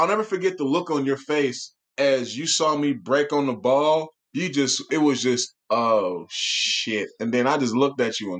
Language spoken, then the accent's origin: English; San Francisco, California, United States; Born and raised in San Francisco.